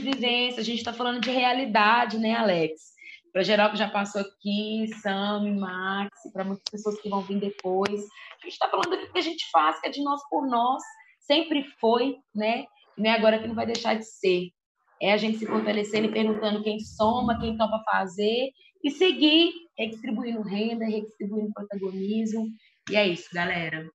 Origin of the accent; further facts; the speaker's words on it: Contagem, Minas Gerais, Brazil; sou da quebrada do Ressaca, em Contagem, região metropolitana de Belo Horizonte